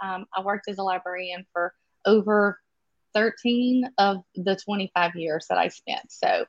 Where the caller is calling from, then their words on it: near Baton Rouge, Louisiana, United States; I am calling in from about an hour and a half outside of actually New Orleans. I'm more toward the capital city of Baton Rouge. I have been an educator in the state of Louisiana my entire life.